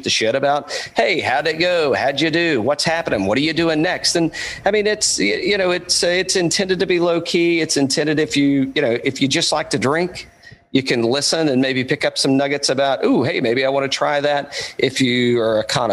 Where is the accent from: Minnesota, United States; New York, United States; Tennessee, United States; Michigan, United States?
Tennessee, United States; East; moved away; I'm from East Tennessee originally. I'm a hillbilly man from way back